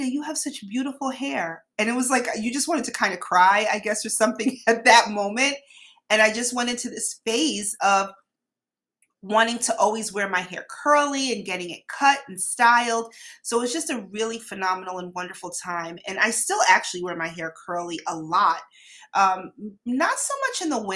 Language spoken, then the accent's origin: English; New York City, New York, United States; I grew up in New York City, so we all started, my elementary school friends and I, we all been drinking coffee for our whole lives pretty much.